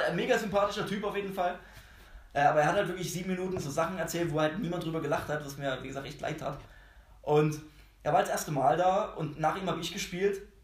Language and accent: German; Dresden, Saxony, Germany; Ich komme aus Dresden.